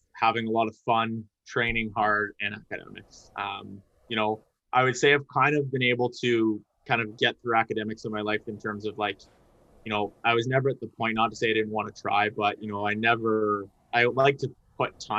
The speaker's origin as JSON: {"language": "English", "town": "Mississauga", "region": "Ontario", "country": "Canada", "tie": "born or raised there", "lives_now": "London, Canada", "said": "live in London, grew up in Mississauga, moved to London to go to Western, and then kind of stuck around"}